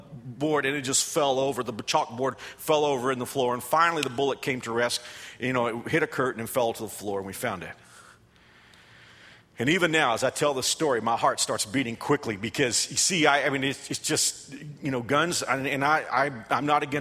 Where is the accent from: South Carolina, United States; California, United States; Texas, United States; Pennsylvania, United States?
Texas, United States; moved away as an adult; also born or lived in Fort Worth, Texas; now in Wichita, United States; my home state